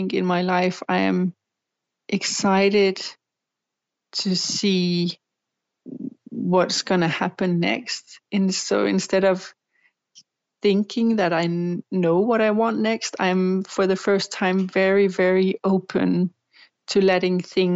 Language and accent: English; Denmark; here in Denmark